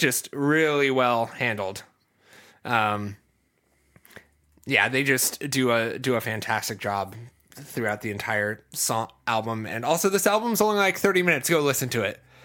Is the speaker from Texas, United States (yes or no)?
no; Ohio, United States; I'm from the Midwest, um, I'm from Ohio